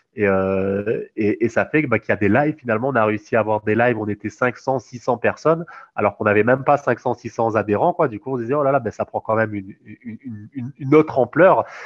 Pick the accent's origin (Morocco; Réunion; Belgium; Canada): Réunion; moved away as an adult; also born or lived in Toulouse, France; moi, je suis réunionnais